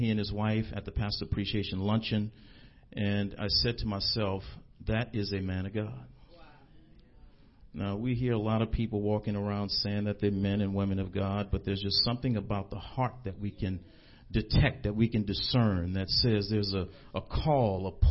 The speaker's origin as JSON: {"language": "English", "town": "New Orleans", "region": "Louisiana", "country": "United States", "tie": "born or raised there", "said": "I'm from an area called Carrollton. When I was growing up, we called it Nigger Town."}